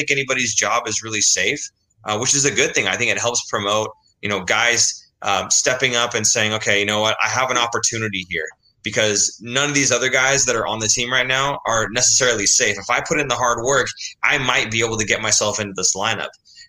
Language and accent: English; California, United States; born there; I was born in the Bay Area.